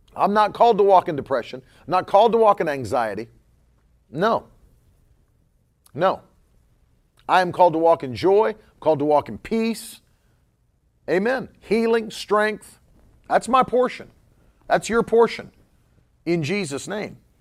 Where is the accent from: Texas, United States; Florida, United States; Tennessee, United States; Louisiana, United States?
Florida, United States; first language English; I'm from Florida